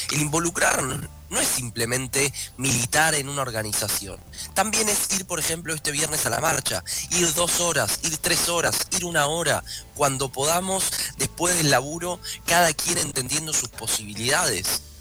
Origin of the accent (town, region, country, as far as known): Argentina